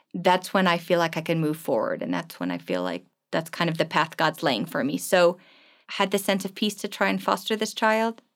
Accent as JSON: {"language": "English", "region": "East Coast", "country": "United States", "tie": "born or raised there", "also_born_or_lived": "Germany / New York / Washington, D.C.", "moved": "as an adult", "lives_now": "Johannesburg, South Africa", "said": "I grew up on the East Coast, so outside of New York and then outside of Washington, D C."}